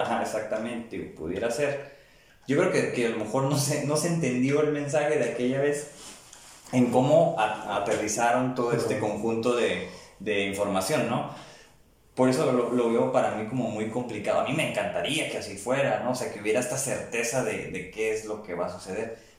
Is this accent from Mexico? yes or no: yes; Tijuana, Baja California, Mexico; haber nacido en estos tiempos y en México, ¿no? aquí en Tijuana, donde yo nací